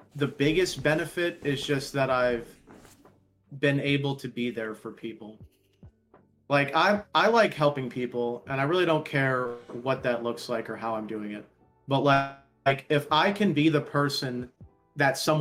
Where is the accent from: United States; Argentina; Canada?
United States; I'm an American citizen